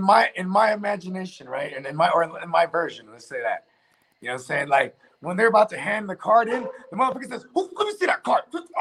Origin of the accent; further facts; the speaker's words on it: West Coast, United States; Hey, listen, man, I'm from the West Coast. I'm in the West Coast time zone.